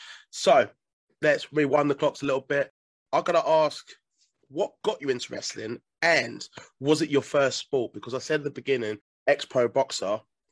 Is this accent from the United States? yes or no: no; United Kingdom; I'm from the South